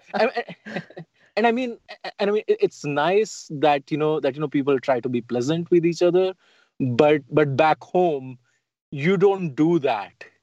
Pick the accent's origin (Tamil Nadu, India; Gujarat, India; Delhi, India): Delhi, India; moved away as an adult; also born or lived in Utah; now in United States; I grew up in Old Delhi, which is the walled city, the old city.